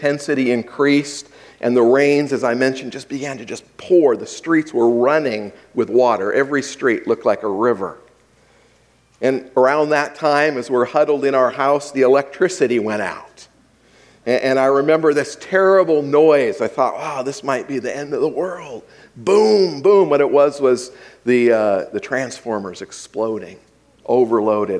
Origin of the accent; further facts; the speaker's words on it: Hawaii, United States; I grew up in Hawaii